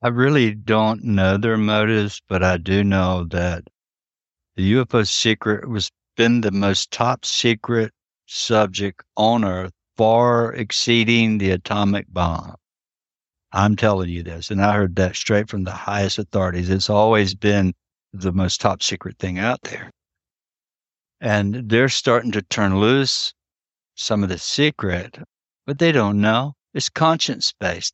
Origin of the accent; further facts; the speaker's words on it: around the Tuscarora tribe, North Carolina, United States; I was raised in and around the Tuscarora tribe, it's right here